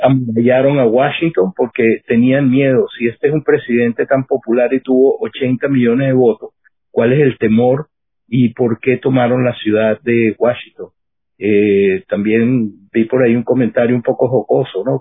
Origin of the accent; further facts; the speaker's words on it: Venezuela; now in United States; yo como venezolano